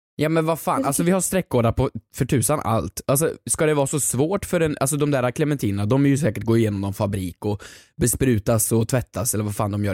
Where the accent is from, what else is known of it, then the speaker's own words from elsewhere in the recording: Värmland, Sweden; moved away; hemma i Värmland